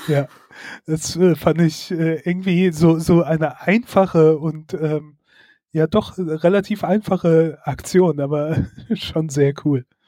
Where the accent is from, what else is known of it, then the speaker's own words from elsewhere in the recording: Germany; now in Mainz, Germany; bei uns in Deutschland